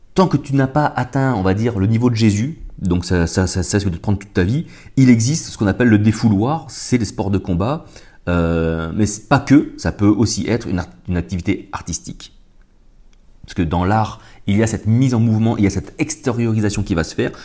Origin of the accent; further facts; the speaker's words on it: France; chez nous en France